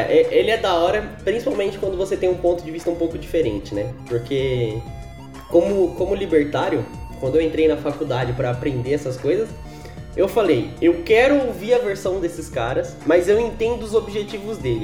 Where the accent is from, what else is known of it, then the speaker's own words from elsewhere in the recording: São Paulo, Brazil; aqui em São Paulo, que eu sou de São Paulo